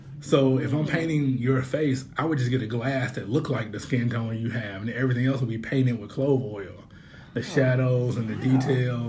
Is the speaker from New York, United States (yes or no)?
no; Winston-Salem, North Carolina, United States; my hometown in Winston-Salem